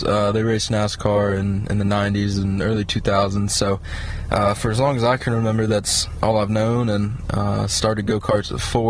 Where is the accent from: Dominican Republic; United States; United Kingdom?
United States; Concord, North Carolina; I'm from Concord, North Carolina, just outside of Charlotte